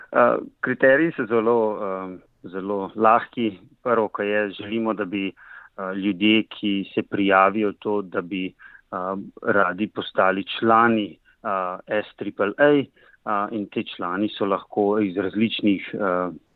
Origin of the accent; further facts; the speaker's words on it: Slovenia; now in Queensland, Australia; na naši univerzi imamo trenutno štiri profesorje iz Slovenije, ki so slovenskega rodu. To so Sergeja Slapničar, Boštjan Kobe in Sara Dolničar. Eh, in, in jaz